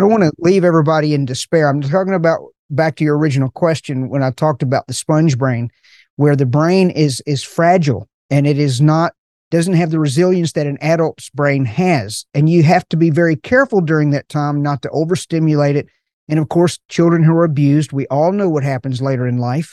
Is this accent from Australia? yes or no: no; Appalachian Mountains, United States; I'm from the Appalachian Mountains